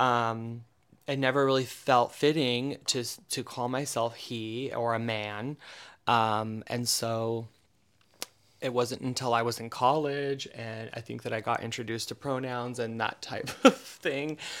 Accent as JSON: {"language": "English", "region": "Eastern Oregon", "country": "United States", "tie": "born or raised there", "also_born_or_lived": "Portland, Oregon", "said": "I grew up in Eastern Oregon, uh, which is an awful place"}